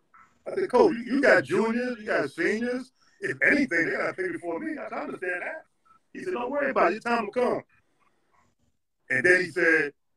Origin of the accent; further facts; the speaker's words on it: New York, United States; okay, I'm coming from New York. I'm all city, first team.